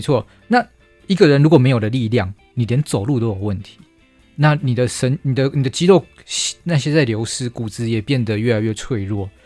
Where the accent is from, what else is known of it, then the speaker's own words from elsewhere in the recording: Taiwan; 我们台湾人其实体质不弱啊，为什么？因为我们是海盗的后裔